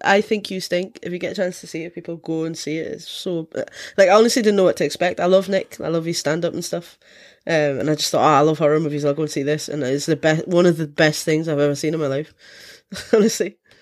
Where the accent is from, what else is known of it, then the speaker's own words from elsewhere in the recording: Scotland, United Kingdom; me being Scottish, drinking is part of our culture